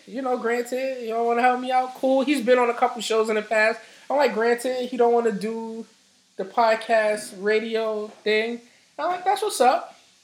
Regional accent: New York City, New York, United States; I'm from Harlem.

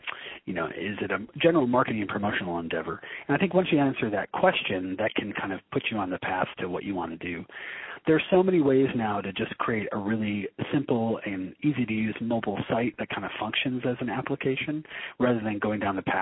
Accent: Detroit, Michigan, United States; also born or lived in Brooklyn, New York; now in northern Michigan, United States; I'm originally from Michigan. I'm originally from Detroit.

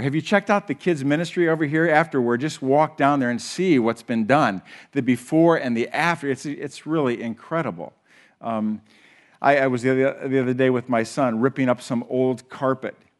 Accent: Huron, United States; we grew up together in Huron

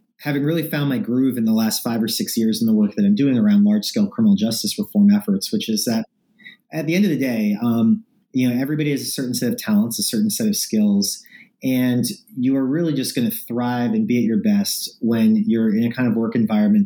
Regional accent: New York City, New York, United States; I'm born and raised in New York City.

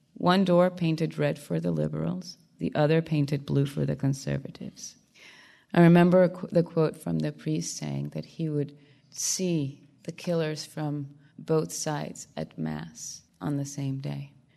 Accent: Barranquilla, Atlántico, Colombia; English is a second language; moved away; my hometown of Barranquilla, where I grew up

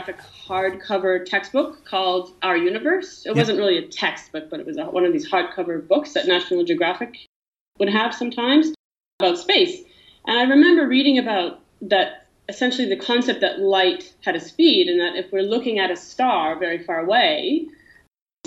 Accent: Ottawa, Ontario, Canada; I am actually from Ottawa in Canada. That's where I grew up.

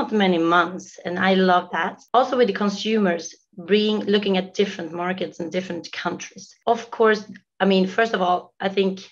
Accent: Sweden; moved away as an adult; now in United States; Myself, I'm from Sweden, originally from Sweden

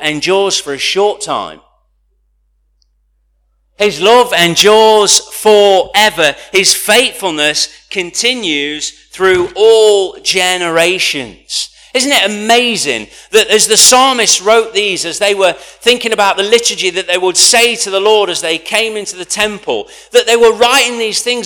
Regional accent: United Kingdom; as a British culture, we hold back

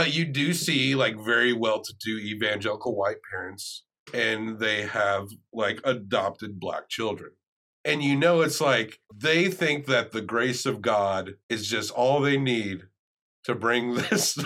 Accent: the South, United States; we're from the South. We can put that accent on.

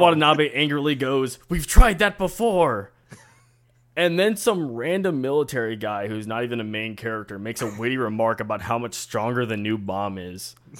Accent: Buenos Aires, Argentina; I'm from Buenos Aires

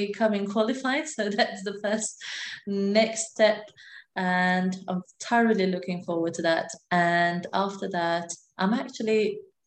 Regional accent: Malta; moved away as an adult; now in Glasgow, United Kingdom; I am from Malta, and I've lived there for a big amount of my life, a large portion of my life

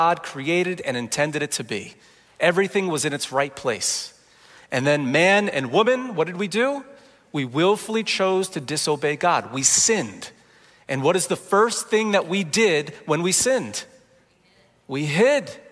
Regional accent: New Jersey, United States; I grew up in Jersey

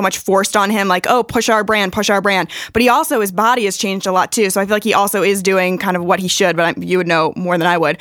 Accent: Maryland, United States; moved away; my dad is a basketball referee back home. I'm from Maryland

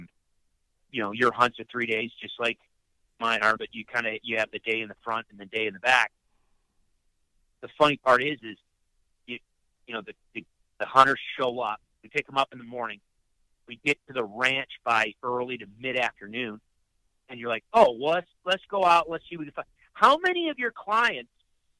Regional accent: upstate New York, United States; I grew up in upstate New York

